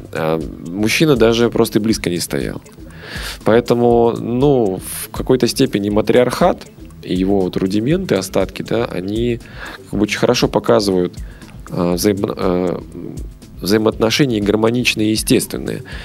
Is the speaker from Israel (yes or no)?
no; Belarus; в Беларуси, да, откуда я родом